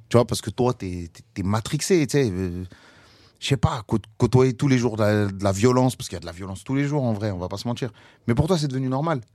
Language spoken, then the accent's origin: French; Paris, Île-de-France, France; je suis parisien, j'ai beaucoup voyagé aussi, mais euh, je suis toujours pas loin de, ma ville natale